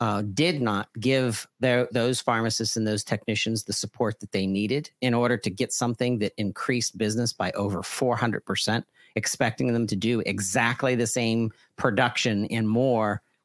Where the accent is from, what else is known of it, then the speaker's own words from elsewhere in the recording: Pittsburgh, Pennsylvania, United States; now in Brownsville, United States; I'm a transplant from North Pittsburgh